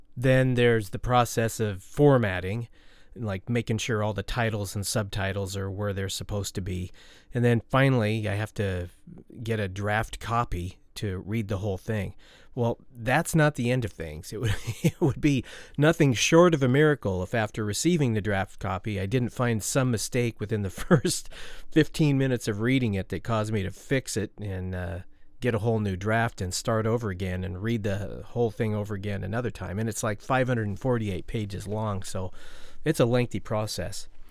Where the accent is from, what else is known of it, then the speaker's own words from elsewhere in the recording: Oregon, United States; my home state of Oregon